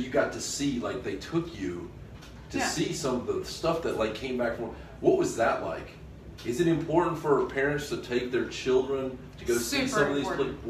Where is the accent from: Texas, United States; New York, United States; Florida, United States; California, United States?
Florida, United States; Eglin; Well, I grew up on Eglin, so I've heard a lot of bombs.